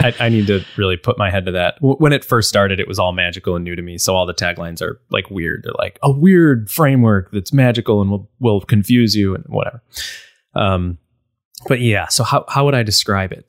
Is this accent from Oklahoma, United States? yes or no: no; Buffalo, New York, United States; I'm from Buffalo, so it's very snowy